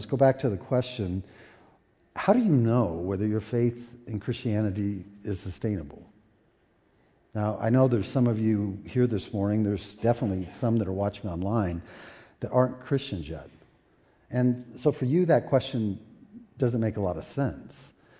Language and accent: English; United States; as Americans